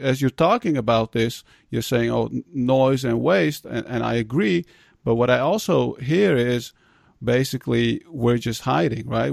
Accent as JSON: {"language": "English", "country": "Netherlands", "tie": "born or raised there", "said": "being immigrants, um, growing up in the Netherlands"}